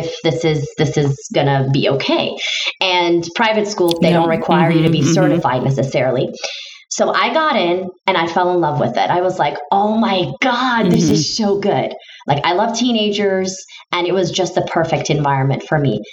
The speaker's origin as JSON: {"language": "English", "region": "Istanbul", "country": "Turkey", "first_language": "Turkish", "second_language": "English", "moved": "as an adult", "lives_now": "United States", "said": "I'm originally from Istanbul, Turkey."}